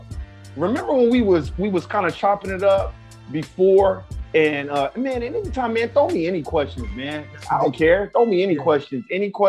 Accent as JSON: {"language": "English", "town": "Los Angeles", "region": "California", "country": "United States", "tie": "born or raised there", "said": "Born and raised Los Angeles, California. That's the mecca of fake it till you make it."}